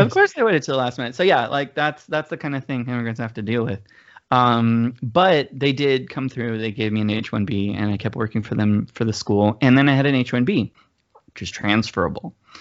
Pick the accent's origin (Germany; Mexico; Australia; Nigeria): Mexico; moved away as an adult; also born or lived in Georgia, United States; now in United States; I grew up in Mexico